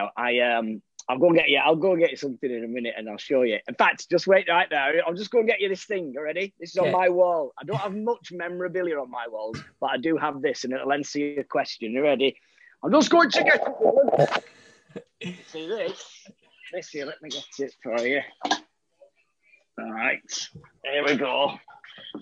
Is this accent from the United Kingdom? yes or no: yes; Milnrow, North West England, United Kingdom; also born or lived in Oldham; I grew up in a village called Milnrow, which is near Rochdale, between Rochdale and Oldham.